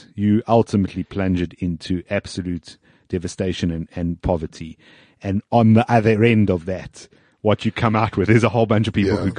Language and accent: English; South Africa; I have no other passports. I am South African